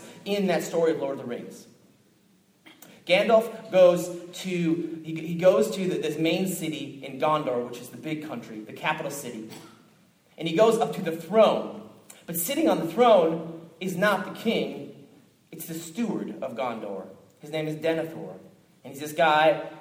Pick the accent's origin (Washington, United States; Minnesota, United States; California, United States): Minnesota, United States; Minneapolis; moved away; I came from Minneapolis, Minnesota originally